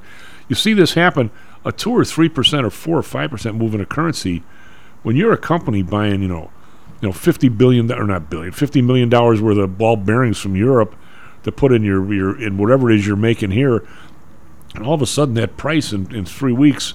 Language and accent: English; Midwest, United States; I'm a Midwesterner.